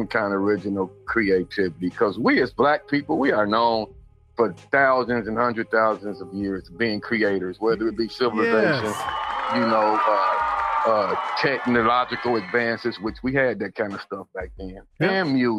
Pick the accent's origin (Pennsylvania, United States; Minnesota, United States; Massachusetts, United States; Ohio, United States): Ohio, United States; Dayton; my hometown, how they cut the music out of the schools. Now in Dayton